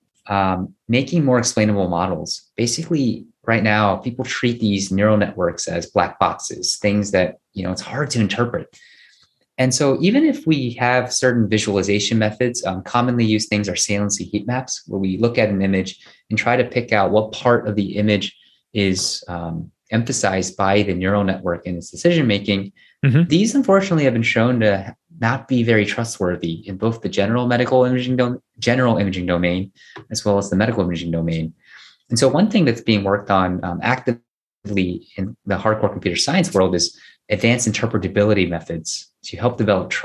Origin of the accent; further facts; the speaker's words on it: United States; I'm Korean American